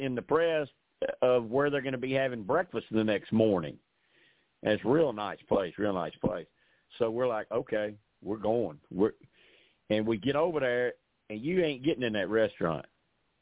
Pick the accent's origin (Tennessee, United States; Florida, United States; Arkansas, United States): Arkansas, United States; I'm from Arkansas